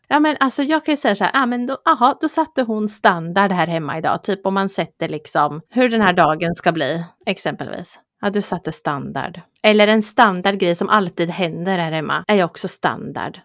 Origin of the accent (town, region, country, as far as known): Östergötland, Sweden; accent: broad östgötska